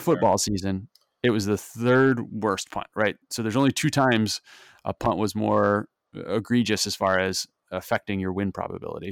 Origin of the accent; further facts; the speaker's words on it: Missouri, United States; now in Philadelphia, United States; I grew up in Missouri